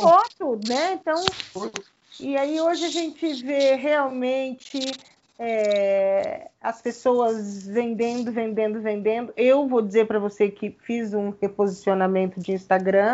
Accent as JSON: {"language": "Portuguese", "region": "Paraná", "country": "Brazil", "said": "Eu sou paranaense"}